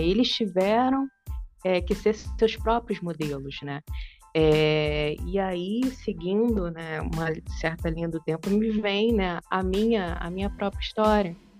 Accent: interior of Minas Gerais, Brazil; é de onde eu venho, é de onde minha família vem

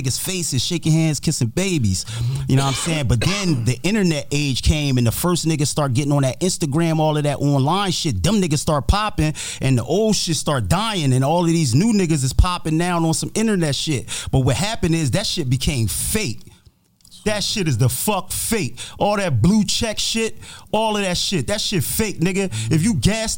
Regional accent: Camden, New Jersey, United States; also born or lived in Willingboro, New Jersey; I'm originally from Camden. Was born, raised up in Camden.

